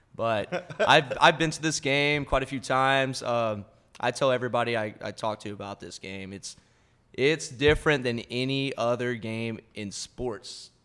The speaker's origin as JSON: {"language": "English", "town": "Sulphur", "region": "Louisiana", "country": "United States", "tie": "born or raised there", "moved": "as an adult", "lives_now": "Austin, United States", "said": "born and raised, just a good old Louisiana boy. Uh, went to Sulphur High School."}